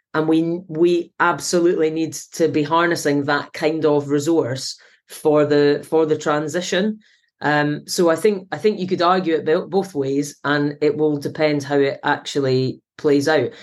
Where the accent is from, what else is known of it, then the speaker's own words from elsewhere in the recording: Scotland, United Kingdom; now in Manchester, United Kingdom; being Scottish.